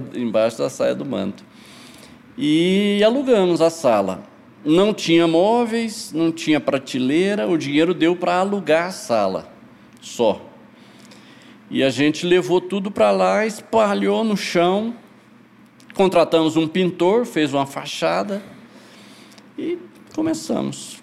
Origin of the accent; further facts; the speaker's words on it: Goiás, Brazil; also born or lived in Goiânia; fui criado no interior, fui criado, eu nasci em Goiânia, mas mudei para minha família mudou para Goiás Velho eh, eu tinha quatro anos